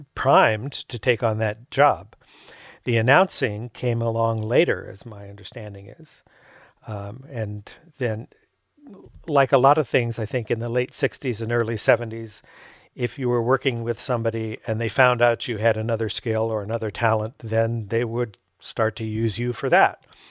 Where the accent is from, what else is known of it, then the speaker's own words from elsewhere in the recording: Fullerton, California, United States; I grew up in Fullerton. We could see the fireworks from our porch at home.